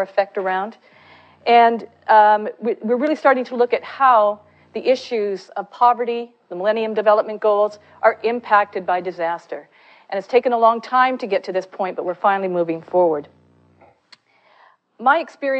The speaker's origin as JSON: {"language": "English", "country": "Canada", "said": "I'm Canadian"}